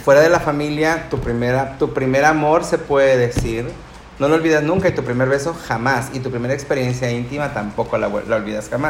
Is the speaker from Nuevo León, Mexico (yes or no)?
yes; Nuevo León, Mexico; Los siguientes seis, que son mis hermanos, Este, somos de Nuevo León